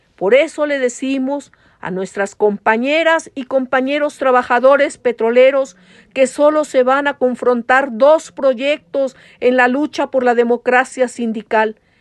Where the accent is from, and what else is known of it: Mexico